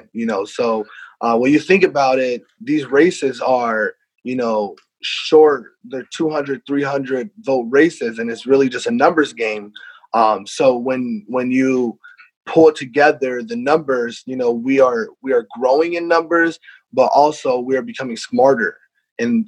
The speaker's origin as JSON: {"language": "English", "region": "Iowa", "country": "United States", "moved": "as an adult", "lives_now": "Rhode Island, United States", "said": "I'm from Iowa"}